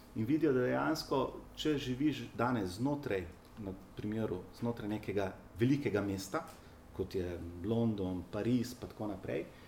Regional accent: Slovenia

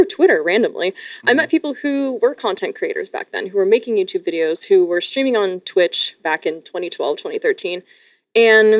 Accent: Sarnia, Ontario, Canada; moved away; I escaped the grips of Sarnia, Ontario.

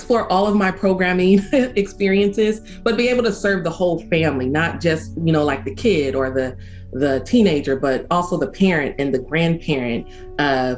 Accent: Oakland, California, United States; I was born and raised in Oakland, so I am, I believe, third or fourth generation Oakland.

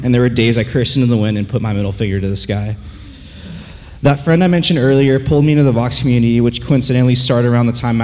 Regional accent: Yorba Linda, California, United States; Growing up in Yorba Linda, when you walk out those doors, you can see where I went to high school

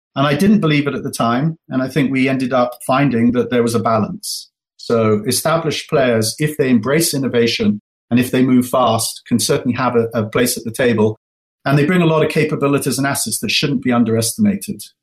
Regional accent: England, United Kingdom; moved away as an adult; now in United States; Alice and I are uh, first generation Americans and first generation wealth. So, you know, we grew up in England.

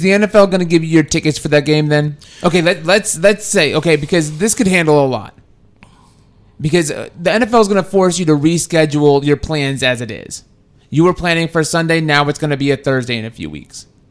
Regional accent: Texas, United States; I'm from Texas

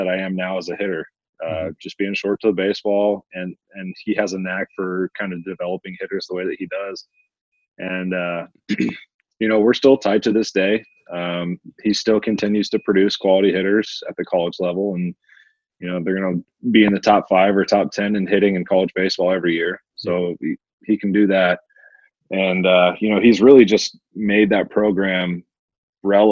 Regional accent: Albuquerque, New Mexico, United States; I was born and raised in Albuquerque, New Mexico

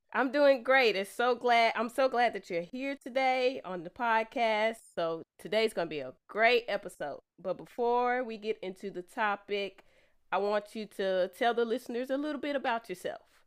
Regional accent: Austin, Texas, United States; I'm from the Austin area

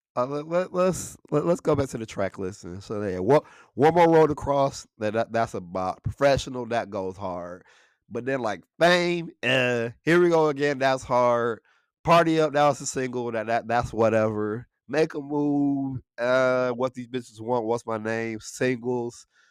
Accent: Buena Vista, Michigan, United States; we grew up in Buena Vista, right? We, we grew, we grew up in Buena Vista. It's a li-, little small township, um, that, that's in, uh, Saginaw, Michigan

